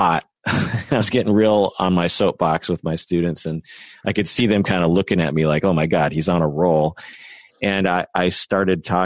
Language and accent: English; United States; I'm Japanese American